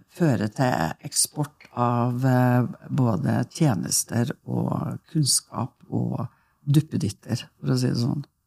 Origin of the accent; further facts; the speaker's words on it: Norway; jeg eh, eh er jo født og oppvokst ute på Stormåa